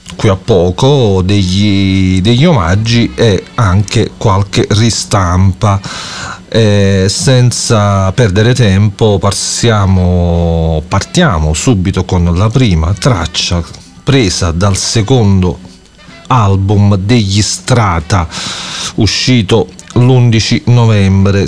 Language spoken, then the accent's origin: Italian; Campania, Italy; also born or lived in Naples; io sto a Napoli e sono, e sono campano